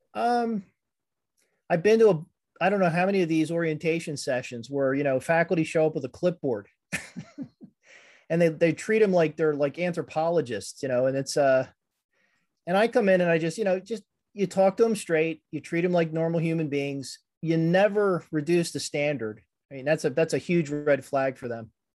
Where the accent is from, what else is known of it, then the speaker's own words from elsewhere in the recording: Conshohocken, Pennsylvania, United States; also born or lived in Norristown, Pennsylvania; I grew up in Conshohocken and then moved out to Norristown